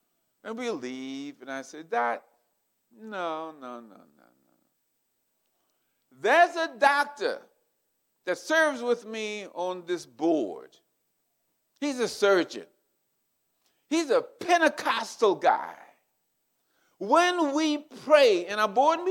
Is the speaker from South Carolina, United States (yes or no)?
yes; South Carolina, United States; I'm from the South. I'm a Southern boy. I grew up in South Carolina